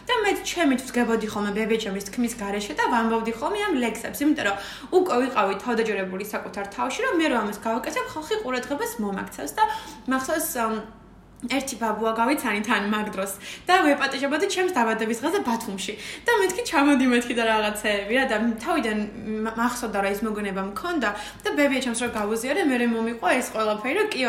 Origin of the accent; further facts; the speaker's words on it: Batumi, Adjara, Georgia; მაშინ დავრჩი პირველად ზაფხულში ბათუმში.